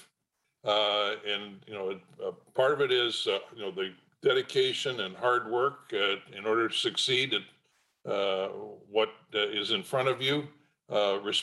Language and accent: English; Portland, Oregon, United States; also born or lived in Bandon, Oregon; I was privileged to grow up in Portland, Oregon